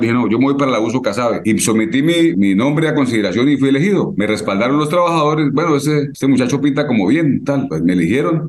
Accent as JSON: {"language": "Spanish", "town": "San Vicente de Chucurí", "region": "Santander", "country": "Colombia", "moved": "yes", "lives_now": "Barrancabermeja, Colombia", "said": "soy de San Vicente, no soy de acá."}